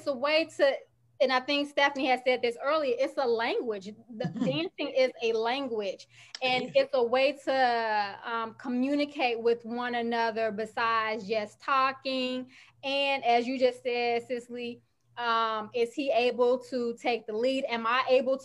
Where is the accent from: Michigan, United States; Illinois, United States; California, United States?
Illinois, United States; Chicago; I'm from Chicago